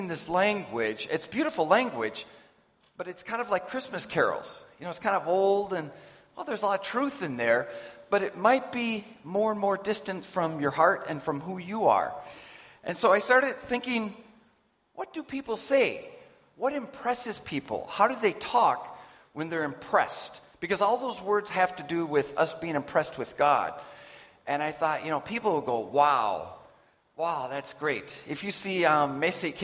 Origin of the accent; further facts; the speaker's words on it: United States; moved away; I'm from the States